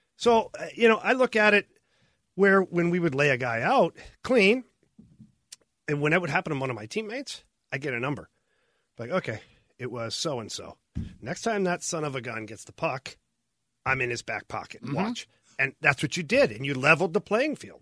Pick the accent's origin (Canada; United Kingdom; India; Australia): Canada; Ottawa, Ontario; I grew up in Ottawa